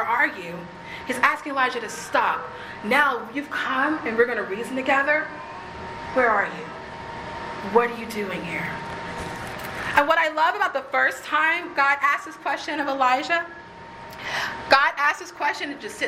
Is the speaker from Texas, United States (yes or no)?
yes; Texas, United States; I'm from Texas.